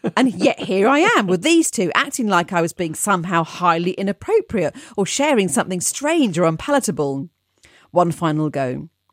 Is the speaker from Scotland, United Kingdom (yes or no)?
no; London, United Kingdom; being a Londoner